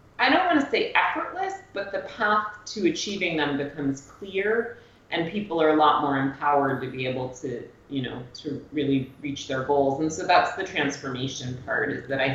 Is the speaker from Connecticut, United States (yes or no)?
yes; Greenwich, Connecticut, United States; moved away as an adult; also born or lived in Cape Cod, Massachusetts; I spent most of my life, I think from, you know, less than a year to my early 20s in Greenwich, Connecticut